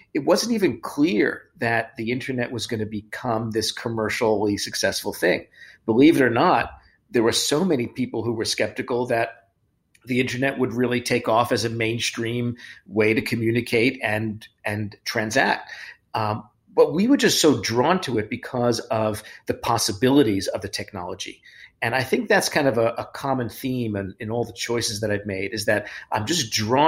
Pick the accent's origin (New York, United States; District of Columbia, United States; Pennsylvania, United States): New York, United States; New York City; moved away; I haven't been back to Brooklyn where my parents are for 14 months, the same house I grew up in.